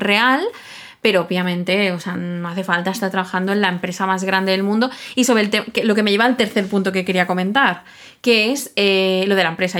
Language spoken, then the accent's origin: Spanish; Catalonia, Spain; los dos somos catalanes